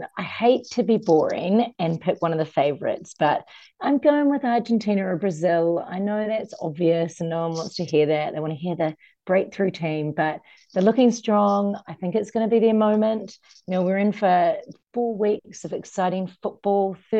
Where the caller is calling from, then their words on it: Copenhagen, Capital Region of Denmark, Denmark; I'm calling from Copenhagen, Denmark